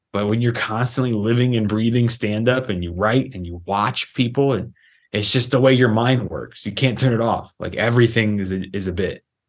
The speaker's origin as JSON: {"language": "English", "town": "Los Angeles", "region": "California", "country": "United States", "tie": "born or raised there", "said": "I was raised in Los Angeles, California"}